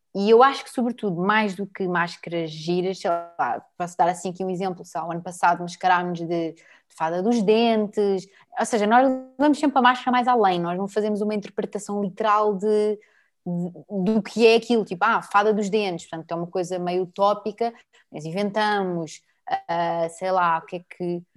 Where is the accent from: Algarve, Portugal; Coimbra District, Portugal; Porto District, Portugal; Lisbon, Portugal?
Lisbon, Portugal; Torres Vedras; eu nasci em Lisboa, mas fui para Torres desde que eu tenho, de quando eu tinha 4 anos